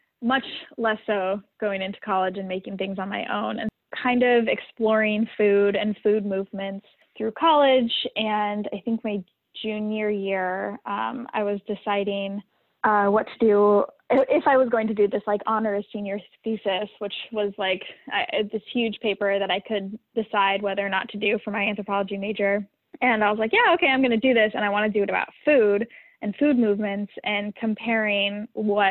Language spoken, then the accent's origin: English; Idaho, United States; moved away as an adult; now in Bay Area, United States; growing up in Idaho